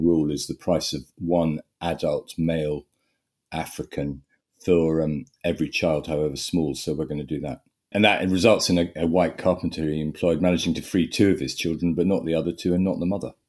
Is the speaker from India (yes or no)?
no; Sussex, South East England, United Kingdom; I grew up in Sussex, eldest of five.